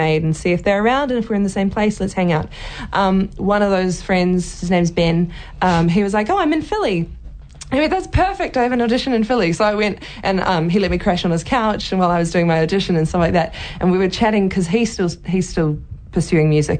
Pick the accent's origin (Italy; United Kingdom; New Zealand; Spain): New Zealand; I'm Kiwi